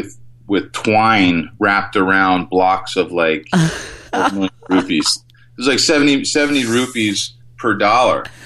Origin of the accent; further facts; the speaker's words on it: New Jersey, United States; I was born and raised in New Jersey